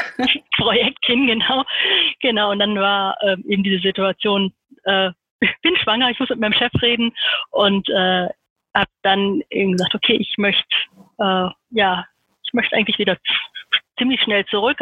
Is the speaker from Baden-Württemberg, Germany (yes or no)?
yes; Heidelberg, Baden-Württemberg, Germany; ich bin in Heidelberg geboren